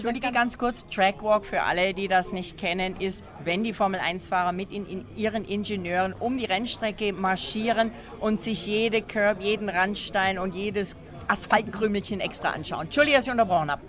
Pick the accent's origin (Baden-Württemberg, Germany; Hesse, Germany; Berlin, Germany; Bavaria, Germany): Bavaria, Germany; denn wir kommen alle aus dem schönen Bayern